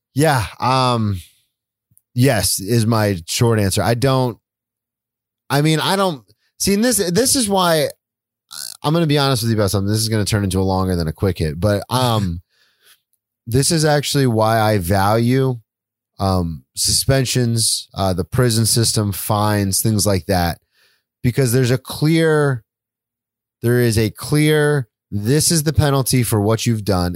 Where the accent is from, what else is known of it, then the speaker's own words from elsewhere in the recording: United States; as an American society